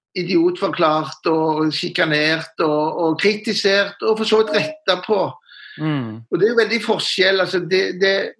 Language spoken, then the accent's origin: Norwegian; Stavanger, Rogaland, Norway; moved away as an adult; also born or lived in Oslo / Trondheim; jeg er jo Siddis fra Stavanger, fra Sølvberget.